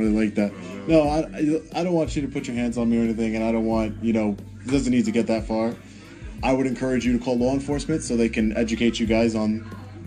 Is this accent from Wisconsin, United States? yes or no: no; New York, United States; I'm from New York